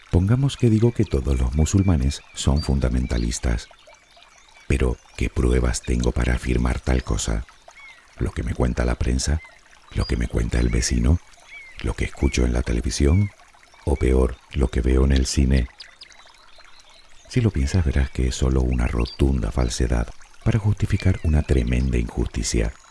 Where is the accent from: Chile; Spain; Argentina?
Spain; Y te lo digo yo que soy español y ni duermo la siesta ni sé bailar sevillanas.